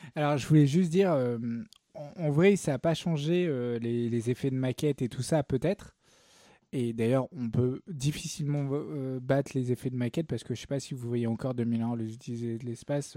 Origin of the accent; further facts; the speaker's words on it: the South, southern France, France; je suis, du Sud